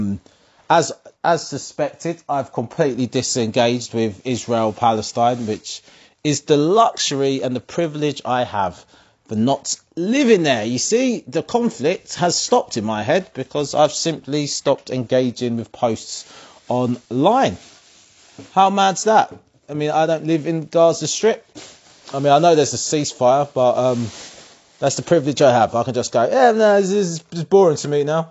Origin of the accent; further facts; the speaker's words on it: Essex, East of England, United Kingdom; Growing up in Essex